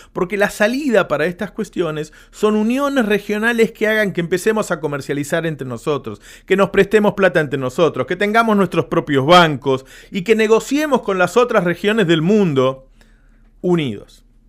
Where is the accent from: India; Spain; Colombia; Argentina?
Argentina; un, país como el nuestro